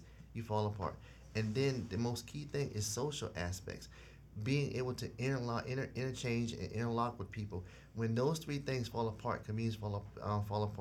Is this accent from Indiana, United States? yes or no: no; South Carolina, United States; moved away; I grew up in South Carolina in a unique community